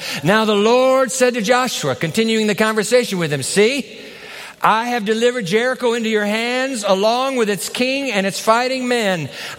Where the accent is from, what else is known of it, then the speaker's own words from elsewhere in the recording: Japan; When I was a boy growing up in Japan as a missionary's kid, I heard about an African-American gospel singer named …